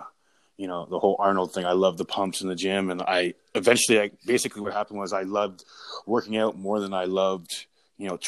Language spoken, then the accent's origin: English; Brockville, Ontario, Canada; I'm from Brockville